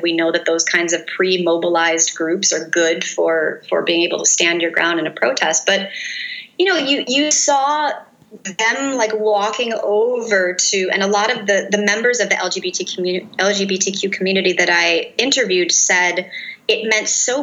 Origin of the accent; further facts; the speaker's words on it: United States; an American researcher in Turkey